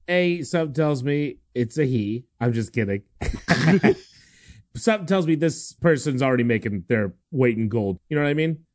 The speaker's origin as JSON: {"language": "English", "town": "Cincinnati", "region": "Ohio", "country": "United States", "tie": "born or raised there", "said": "I grew up in Cincinnati, which is the home of little hot dogs"}